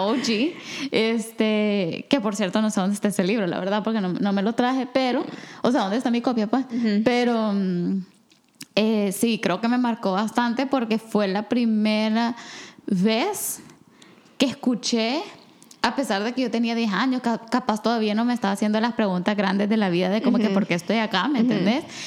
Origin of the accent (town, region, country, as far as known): El Salvador; born or raised there